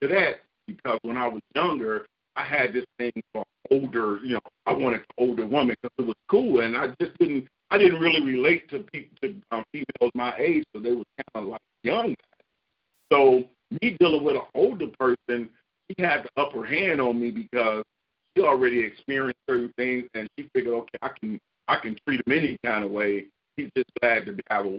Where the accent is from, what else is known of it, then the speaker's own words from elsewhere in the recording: Chicago, Illinois, United States; now in Florida, United States; Well, I'm originally from Chicago, but I live in Florida right now. But I'm a Chicago native, born and raised.